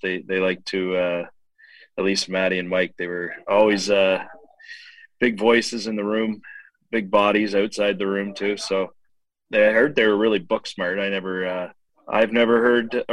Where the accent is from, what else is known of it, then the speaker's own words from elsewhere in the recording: Oshawa, Ontario, Canada; also born or lived in Guelph, Ontario; I was born in Guelph, but I grew up in Oshawa